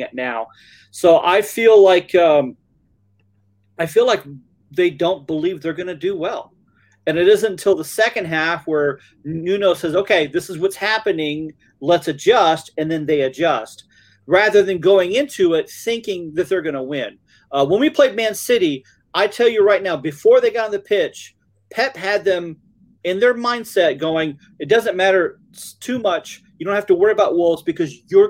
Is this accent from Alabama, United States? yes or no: yes; Alabama, United States; accent: Alabama; my Alabama accent